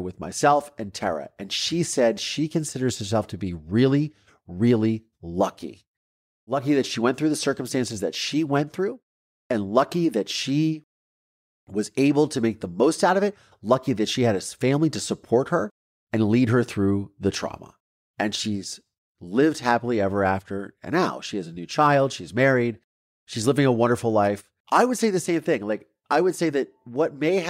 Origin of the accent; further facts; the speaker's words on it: Mansfield, Ohio, United States; moved away; Mansfield, Ohio, as you know from maybe last week's episode, and which is my hometown, where I'm from